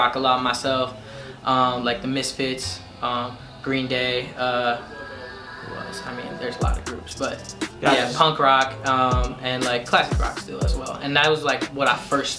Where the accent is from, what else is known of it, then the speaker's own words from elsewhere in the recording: Cleveland, Ohio, United States; I grew up in the Macedonia Solon area, which is a suburb outside of Cleveland.